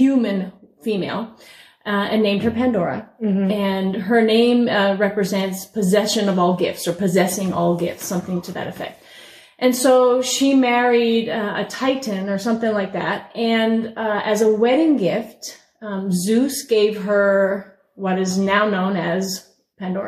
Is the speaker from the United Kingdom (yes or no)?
no; Newfoundland and Labrador, Canada; I grew up in Newfoundland